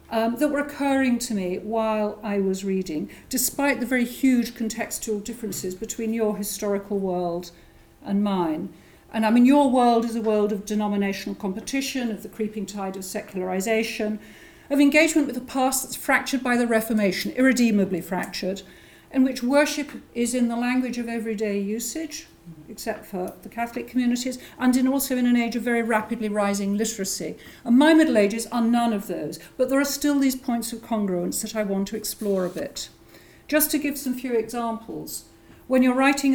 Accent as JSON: {"language": "English", "region": "England", "country": "United Kingdom", "also_born_or_lived": "Scotland", "accent": "English (implied)", "moved": "as an adult", "said": "after not actually having lived in England for the last 30 years. And my accent won't tell you that, but I've lived either in New England or in Scotland."}